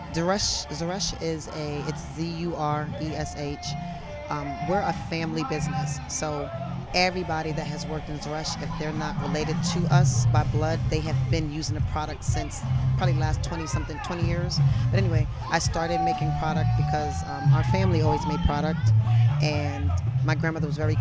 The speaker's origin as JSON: {"language": "English", "region": "Florida", "country": "United States", "tie": "born or raised there", "also_born_or_lived": "Brooklyn, New York", "said": "I'm from Brooklyn, and I grew up in Florida"}